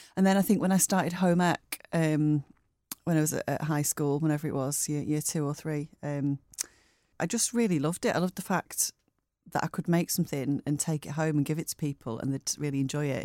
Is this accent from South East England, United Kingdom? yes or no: no; Bury, North West England, United Kingdom; moved away as an adult; also born or lived in Lake District / United States / Bray; now in Manchester, United Kingdom; I was born in Bury, uh, Fairfield Hospital, and grew up, I lived in Bury till I was, um, well, till I was eighteen